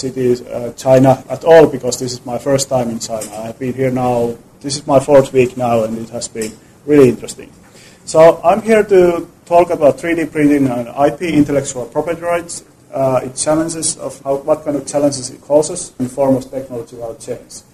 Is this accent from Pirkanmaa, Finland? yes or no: yes; Tampere, Pirkanmaa, Finland; Tampere, my hometown in Finland